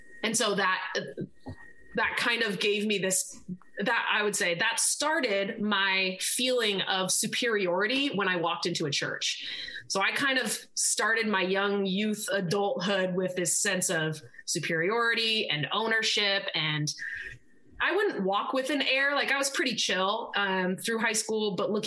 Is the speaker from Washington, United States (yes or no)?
yes; Seattle, Washington, United States; I am actually in my hometown. So I'm in the Seattle-ish area